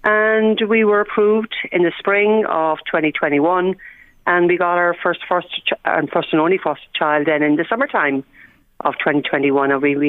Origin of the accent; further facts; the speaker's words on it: Ireland; whilst I'm Irish